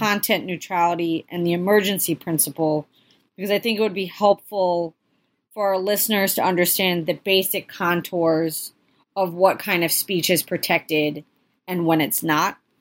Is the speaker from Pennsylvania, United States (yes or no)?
yes; Philadelphia, Pennsylvania, United States; I'm from the Philadelphia area